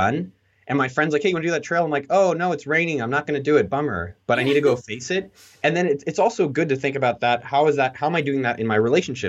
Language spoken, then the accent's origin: English; Silicon Valley, California, United States; I grew up in Silicon Valley